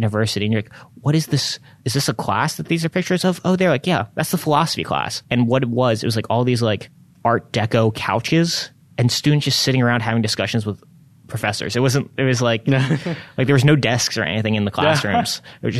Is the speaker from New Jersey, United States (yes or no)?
yes; New Jersey, United States; moved away; I'm originally from New Jersey